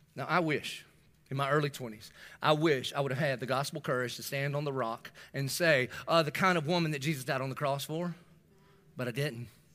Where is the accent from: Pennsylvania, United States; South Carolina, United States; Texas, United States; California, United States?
South Carolina, United States; Dillon; moved away; also born or lived in North Myrtle Beach, South Carolina; I'm from Dillon